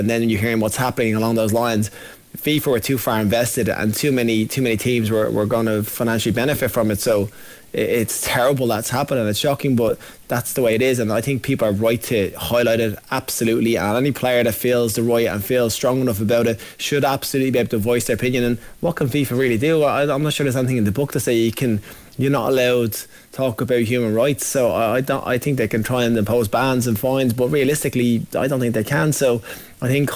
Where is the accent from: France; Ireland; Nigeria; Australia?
Ireland; Being Irish